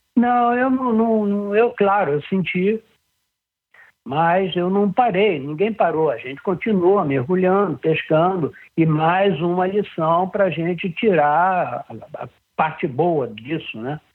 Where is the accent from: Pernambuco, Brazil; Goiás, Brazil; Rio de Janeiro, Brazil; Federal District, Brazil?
Rio de Janeiro, Brazil; eu fui nasci e fui criado em Ipanema